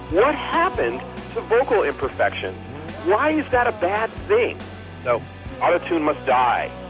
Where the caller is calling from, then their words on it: El Cerrito, California, United States; I'm calling from El Cerrito